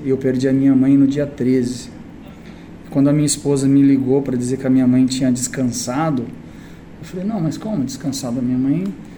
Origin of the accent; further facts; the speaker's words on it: Brazil; also born or lived in Japan; eu sou do Brasil